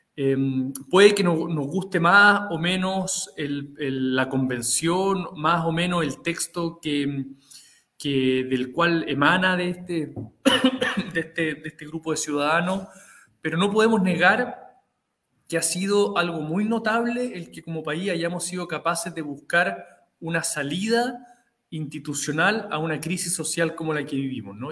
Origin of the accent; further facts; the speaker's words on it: Santiago, Santiago Metropolitan Region, Chile; yo soy de Santiago, soy de una familia de seis hermanos